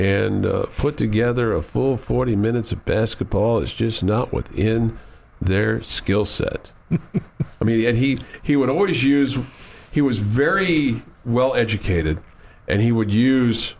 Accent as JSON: {"language": "English", "town": "Kansas City", "region": "Missouri", "country": "United States", "tie": "born or raised there", "said": "my hometown and the Royals"}